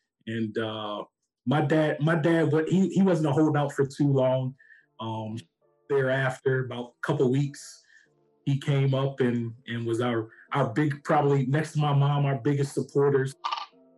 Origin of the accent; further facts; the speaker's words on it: Hughesville, Maryland, United States; I'm from the Southern Maryland portion of DMV, Charles County, a small town called Hughesville.